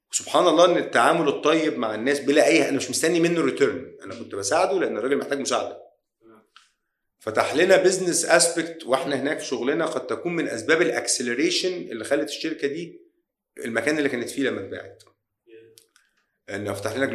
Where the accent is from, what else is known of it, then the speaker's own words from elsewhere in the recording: Egypt; مش عشان انا مصري ولا شركتي هنا آه بلدنا قويه جدا